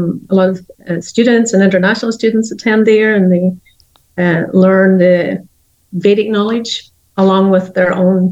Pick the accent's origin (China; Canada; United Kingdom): United Kingdom; near County Derry, Northern Ireland; Yes, I'm from Ireland, from the north of Ireland, near the coast, and near County Derry on the north coast of Ireland